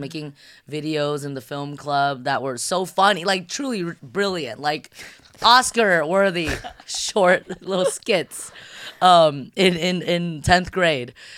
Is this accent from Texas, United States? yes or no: no; San Gabriel Valley, California, United States; also born or lived in Shanghai, China; a Shanghai born, Californian raised